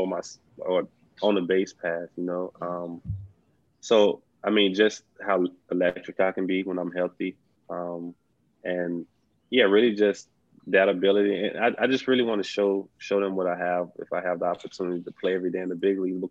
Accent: South Mississippi, United States; I'm from South Mississippi

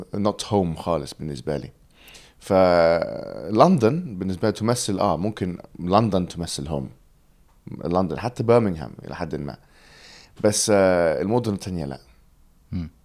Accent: England, United Kingdom; Arabic is a second language; also born or lived in Alexandria, Egypt; now in London, United Kingdom; انا اتولدت في, في انجلترا

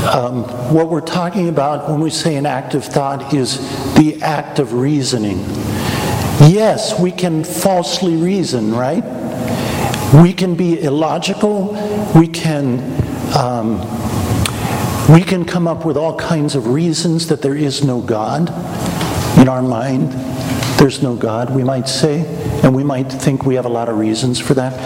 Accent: Wichita, Kansas, United States; moved away; I grew up in Wichita, Kansas, not far from McConnell Air Force Base

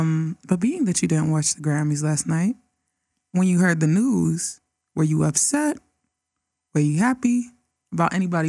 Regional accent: Nigeria; now in United States; I'm Nigerian.

